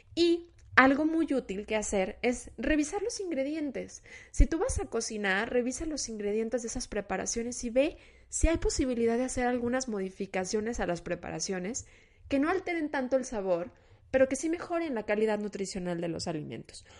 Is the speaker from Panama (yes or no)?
no; Mexico; se nos olvida como cultura mexicana